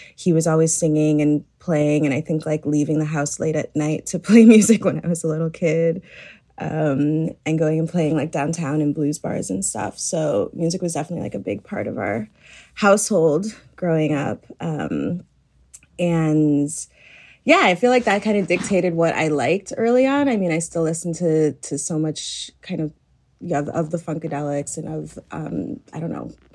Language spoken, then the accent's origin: English; Chicago, Illinois, United States; I grew up in Chicago